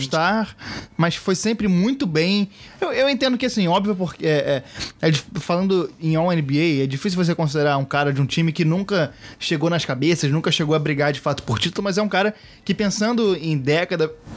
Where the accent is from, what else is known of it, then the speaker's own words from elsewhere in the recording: Rio de Janeiro, Brazil; como carioca, já vi muito campeonato carioca